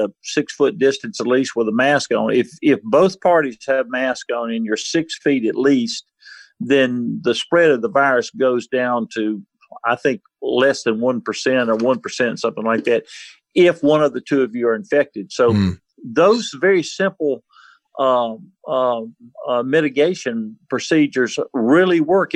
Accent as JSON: {"language": "English", "region": "Mississippi Gulf Coast", "country": "United States", "tie": "born or raised there", "said": "I grew up on the Mississippi Gulf Coast when Hurricane Camille hit"}